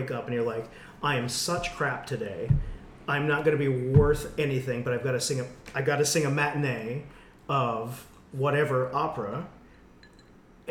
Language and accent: English; West Michigan, United States; I'm from West Michigan, and it was all white people and all Christian, and I had an amazing music department in my public school